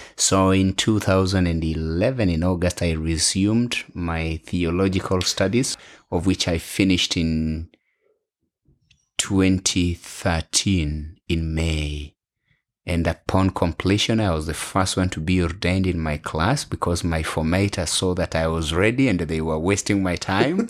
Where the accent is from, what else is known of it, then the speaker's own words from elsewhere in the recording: Western, Kenya; English is a second language; moved away as an adult; also born or lived in Bungoma / Nairobi / Ethiopia; now in Australia; I am a Kenyan. And so it is my home